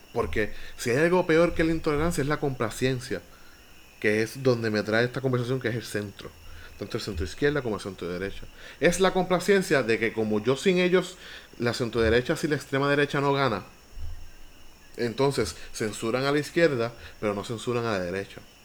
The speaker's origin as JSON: {"language": "Spanish", "town": "Villalba", "country": "Puerto Rico", "said": "Villalba, mi pueblo"}